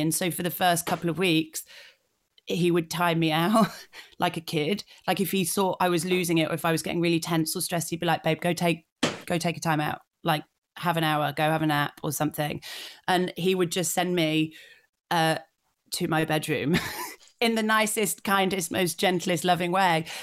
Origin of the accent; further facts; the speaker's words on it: Yorkshire and the Humber, United Kingdom; I grew up in North Yorkshire, and so I, I love my home county